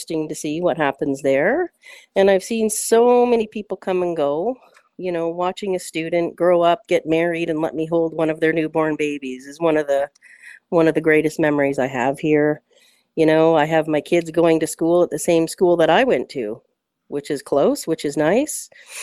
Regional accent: Ancaster, Ontario, Canada; I'm born and raised in Ancaster

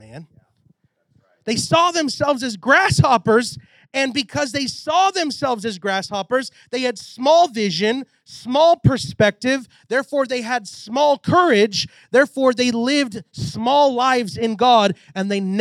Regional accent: Texas, United States; I'm from Texas

